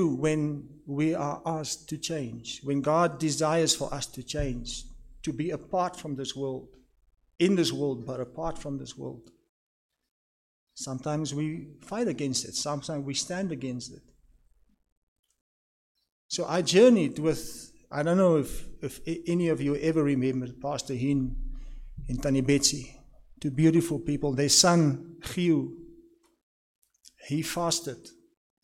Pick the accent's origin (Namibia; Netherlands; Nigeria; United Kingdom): Namibia; Swakopmund, Erongo; also born or lived in Walvis Bay; I grew up in Swakop. I was born in Walvis Bay